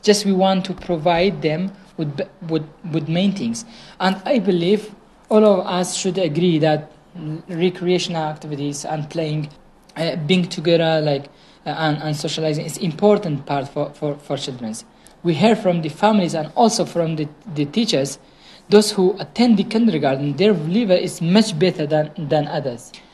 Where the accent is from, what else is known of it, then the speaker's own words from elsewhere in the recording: Sinjar, Nineveh, Iraq; I'm from Shingal